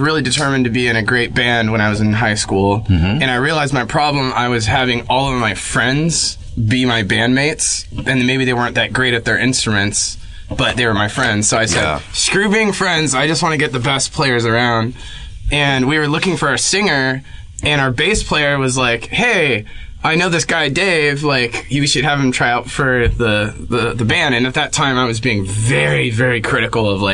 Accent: Orange County, California, United States; also born or lived in Texas; I grew up in Orange County. Born in Texas

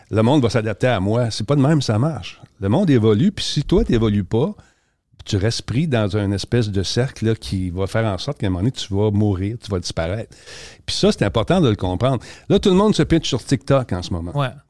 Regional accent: Quebec, Canada; On fait ça, les Québécois.

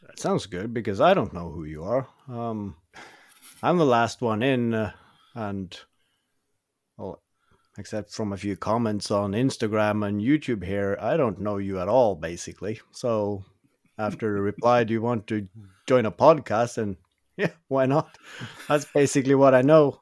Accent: Norway; also born or lived in Oslo; I'm from Norway. I currently live outside

